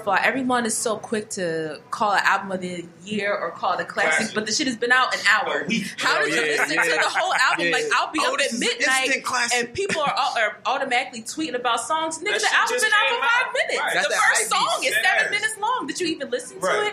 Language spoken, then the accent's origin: English; Philadelphia, Pennsylvania, United States; I'm from Philly.